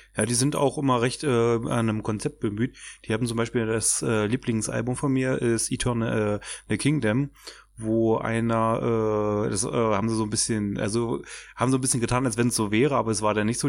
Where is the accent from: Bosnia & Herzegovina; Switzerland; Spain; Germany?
Germany; now in Magdeburg, Germany; ich komme aus dem Dorf mit 600 Einwohnern, wohne jetzt aber Magdeburg